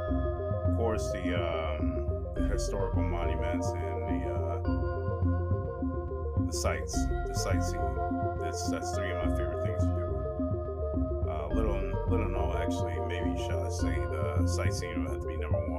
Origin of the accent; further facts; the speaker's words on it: California, United States; me born and raised in California